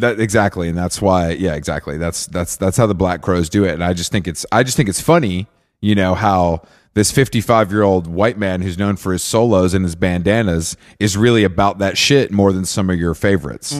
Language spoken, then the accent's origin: English; Atlanta, Georgia, United States; where I grew up outside of Atlanta